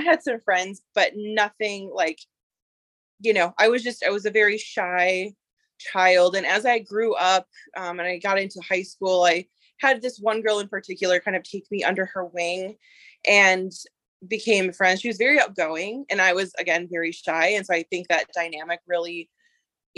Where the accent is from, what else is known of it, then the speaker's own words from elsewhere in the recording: Minnesota, United States; I am from Minnesota